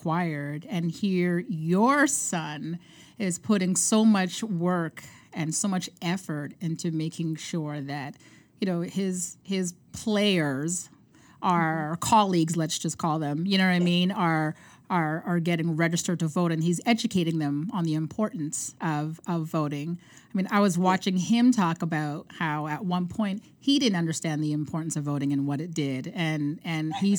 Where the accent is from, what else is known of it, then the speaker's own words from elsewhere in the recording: Canada; also born or lived in Montreal; I'm Canadian